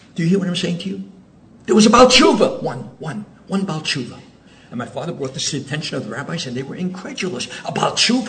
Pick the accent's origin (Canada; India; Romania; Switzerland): Switzerland; Zurich; now in Oceanside, United States; So I was born in Switzerland. My father was a rabbi in Zurich.